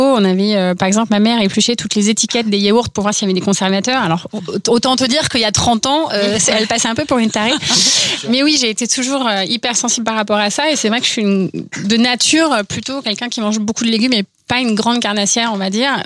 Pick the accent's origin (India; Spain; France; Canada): France; Orsay, Île-de-France; je viens d'Orsay, donc de la vallée chevreuse, et euh, là-bas c'est un peu conditionné en fait, puisque tu grandis entre le CNRS